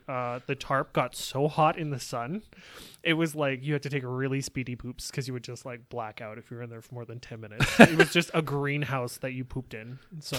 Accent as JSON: {"language": "English", "region": "England", "country": "United Kingdom", "said": "I'm English, you don't know."}